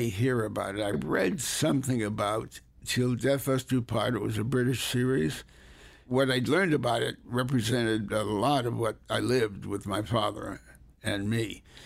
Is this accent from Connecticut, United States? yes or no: yes; Hartford, Connecticut, United States; also born or lived in New Haven, Connecticut; raised largely in Hartford